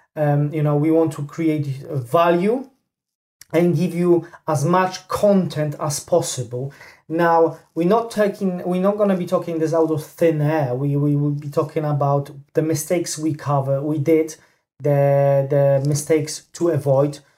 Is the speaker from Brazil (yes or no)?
no; Poland; moved away; I'm originally from Poland